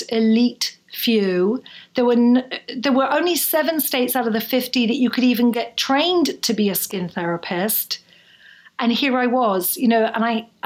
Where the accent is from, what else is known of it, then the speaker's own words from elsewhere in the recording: Bournemouth, South West England, United Kingdom; also born or lived in Edinburgh, Scotland; I was then 14, I was in a small town in the south coast of England in Bournemouth.